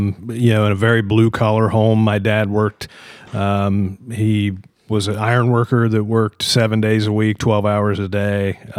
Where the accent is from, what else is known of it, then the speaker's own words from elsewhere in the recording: Logan, Utah, United States; So, born and raised in Logan, lived here my whole life